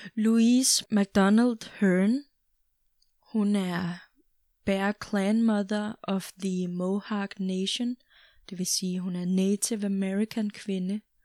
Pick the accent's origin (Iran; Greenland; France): Greenland; Jeg er dansk grønlænder